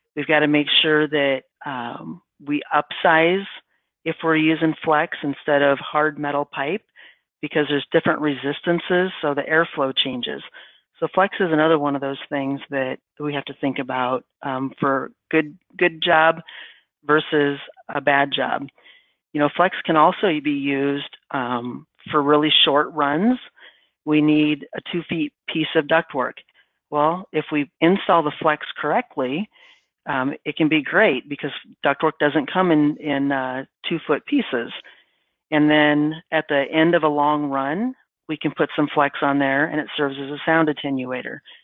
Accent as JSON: {"language": "English", "region": "Midwest", "country": "United States", "said": "I'm from the Midwest"}